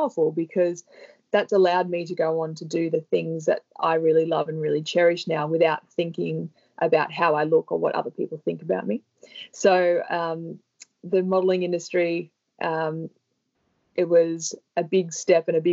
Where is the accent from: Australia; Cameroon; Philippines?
Australia; Sydney, New South Wales; I grew up in Sydney